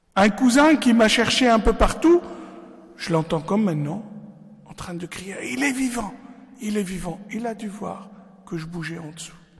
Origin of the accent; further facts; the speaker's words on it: Lebanon; moved away; je suis né au Liban